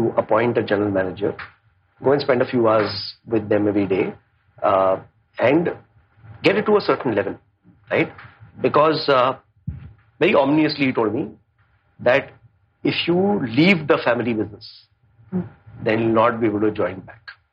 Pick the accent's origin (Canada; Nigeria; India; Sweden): India; Mumbai, Maharashtra; also born or lived in Mussoorie, Uttarakhand; when I came back from Masuri to Bombay